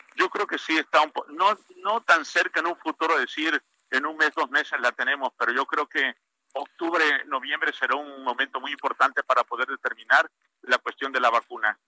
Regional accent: Parrilla, Tabasco, Mexico; Tabasco, a mi pueblo de Parrilla

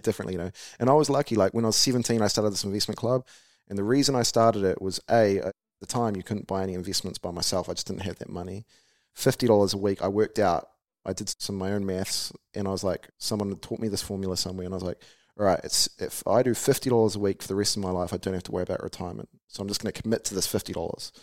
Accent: Taranaki, New Zealand; I grew up in Harwood and Taranaki

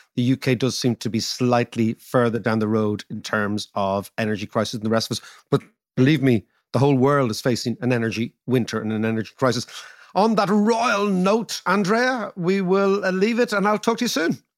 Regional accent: Ireland; being Irish

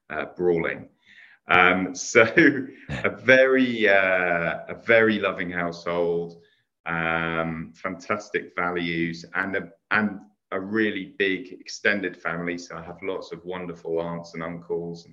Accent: Hampton, London, United Kingdom; I grew up in Hampton in Middlesex.

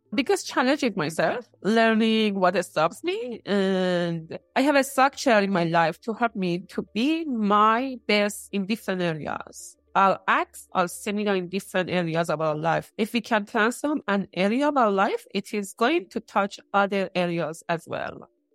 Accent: Iran; moved away; In two small towns in Iran.

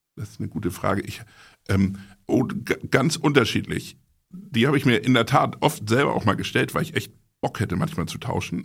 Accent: Buchholz in der Nordheide, Lower Saxony, Germany; ich bin ja nicht gebürtiger Hamburger, sondern komme aus Buchholz. Das ist eine Kleinstadt südlich von Hamburg in der Nordheide.

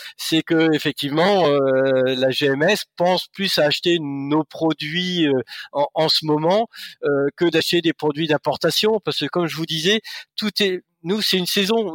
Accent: Normandy, France; je suis normand

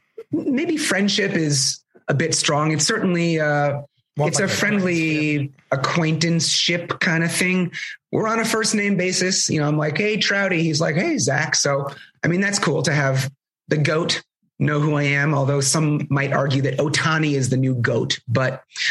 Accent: Canada; growing up in the Canadian tundra, whatever.

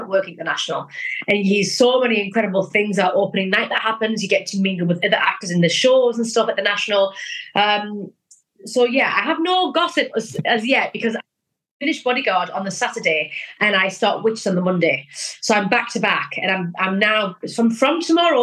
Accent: North East England, United Kingdom; I'm originally from the Northeast.

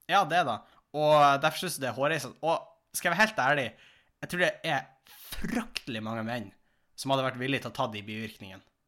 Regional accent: Tjongsfjord, Nordland, Norway; now in Tromsø, Norway; jeg var jo hjemme i Tjongsfjord en tur

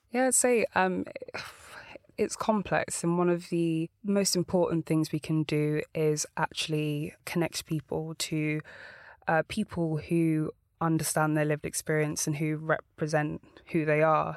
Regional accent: London, United Kingdom; I was born in Walthamstow.

